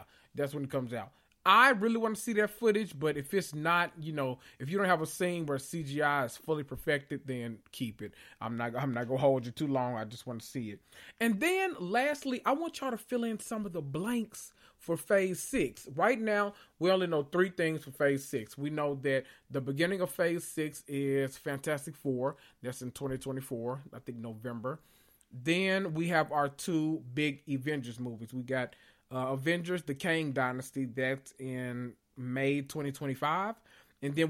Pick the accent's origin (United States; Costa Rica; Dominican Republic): United States; the South; people didn't understand anything I said when I moved from the South up to the Midwest.